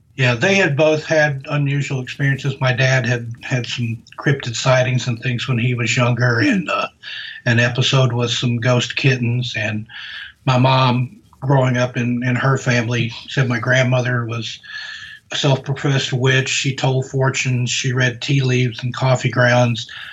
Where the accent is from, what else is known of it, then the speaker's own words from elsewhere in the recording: the South, United States; accent: Southern; from my voice, I'm from the South. I grew up down south